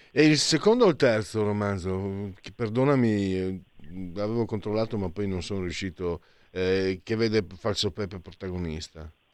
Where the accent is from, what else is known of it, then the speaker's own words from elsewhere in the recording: Italy; io vengo dal Friuli Veneto